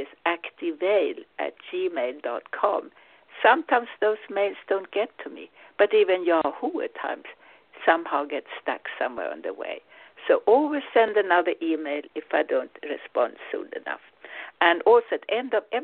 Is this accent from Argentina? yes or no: no; Sweden; English is a second language; now in United States; I'm originally Swedish. I'm now American. Of course, as Swede, you never lose your roots